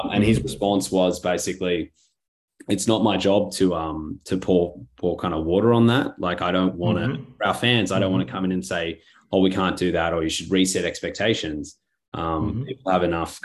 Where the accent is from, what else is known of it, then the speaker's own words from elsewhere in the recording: Australia; as an Australian